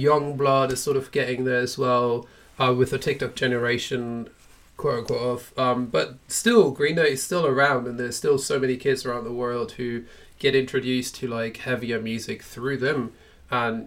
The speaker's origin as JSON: {"language": "English", "country": "Germany", "tie": "born or raised there", "said": "I grew up in Germany"}